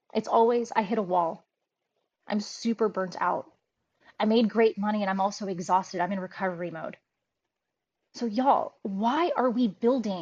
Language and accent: English; United States; I was raised in a third country called the United States